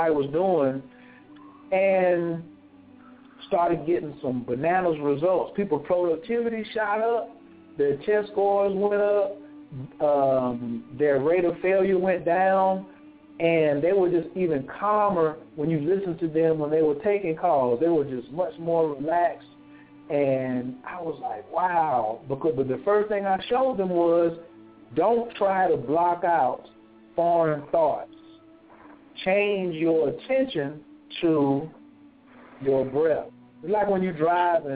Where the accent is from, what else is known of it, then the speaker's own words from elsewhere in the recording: the Bible Belt, United States; you know where we're from. We're from the Bible Belt.